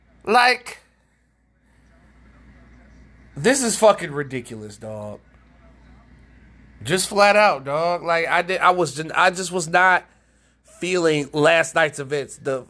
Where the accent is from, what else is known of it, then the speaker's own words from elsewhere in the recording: Detroit, Michigan, United States; I'm from Detroit